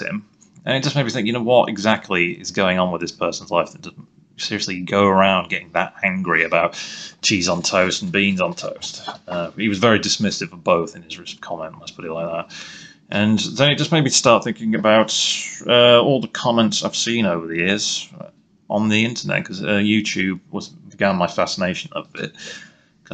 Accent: England, United Kingdom; me being English

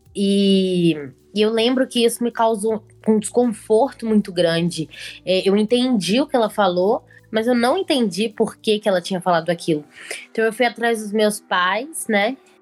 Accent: Belo Horizonte, Minas Gerais, Brazil; eu sou de Belo Horizonte, tenho 22 anos

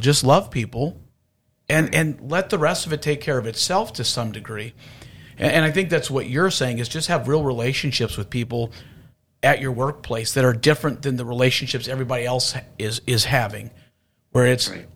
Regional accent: Houston, Texas, United States; I'm from Houston

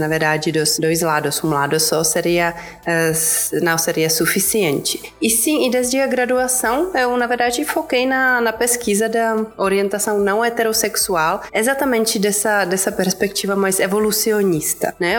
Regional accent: Czechia; Portuguese is a second language; moved away as an adult; also born or lived in Prague; now in São Paulo, Brazil; eu sou da República Tcheca, então como eu falei, não sou brasileira brasileira

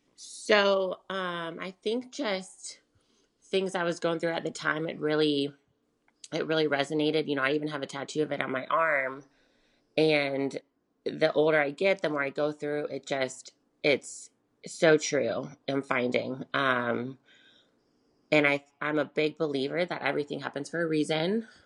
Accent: Charlotte, North Carolina, United States; I'm from Charlotte, North Carolina. I was born and raised here.

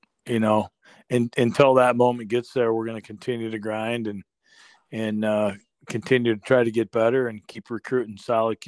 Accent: Northeast Iowa, United States; now in Michigan, United States; I was born and raised a Packer fan growing up in Northeast Iowa

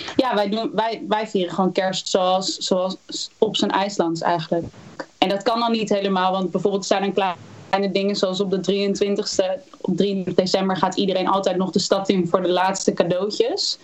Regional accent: Houten, Utrecht, Netherlands; ik ben geboren in Utrecht. Opgegroeid in Houten.

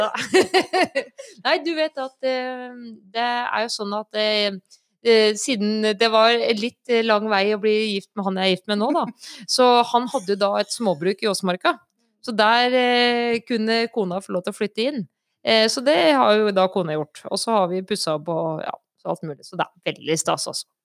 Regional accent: Stange, Innlandet, Norway; now in Ringsaker, Norway; Jeg er eh, fra Stange. Bor i Ringsaker

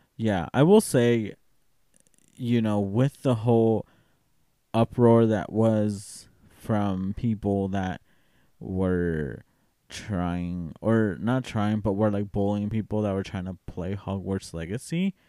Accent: Tennessee, United States; I'm from Tennessee

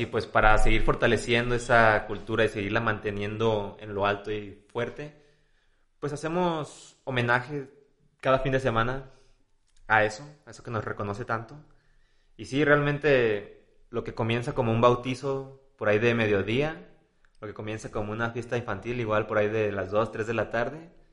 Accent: Guadalajara, Jalisco, Mexico; Los jalisquillos, los tapatíos somos

